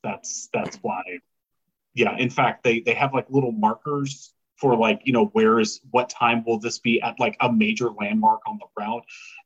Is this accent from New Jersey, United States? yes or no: no; Louisiana, United States; now in Savannah, United States; I'm from Louisiana